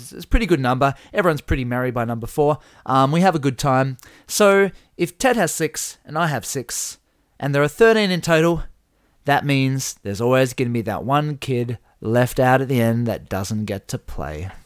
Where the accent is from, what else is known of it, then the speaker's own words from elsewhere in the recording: Burnie, Tasmania, Australia; We're from Burnie